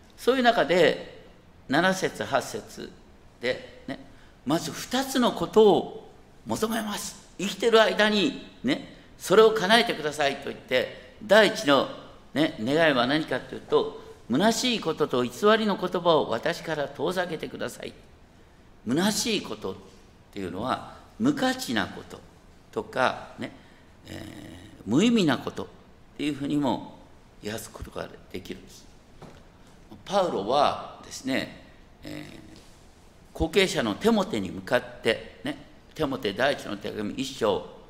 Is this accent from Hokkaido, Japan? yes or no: yes; Hokkaido, Japan; 僕は北海道生まれ